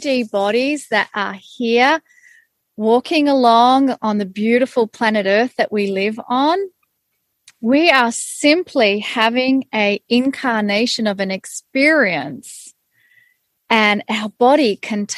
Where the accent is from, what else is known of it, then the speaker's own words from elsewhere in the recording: Australia; I was born in Australia. I had Hungarian parents who immigrated to Australia. So I was born up in a Hungarian culture, but then got immersed into being Australian.